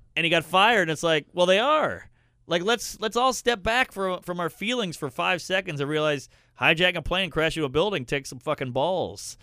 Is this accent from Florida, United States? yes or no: no; Louisiana, United States; I'm from the South. I'm from Louisiana